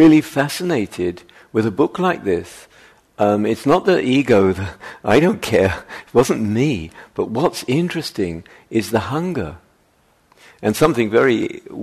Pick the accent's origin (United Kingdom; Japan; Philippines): United Kingdom; moved away; I'm British, as you can tell.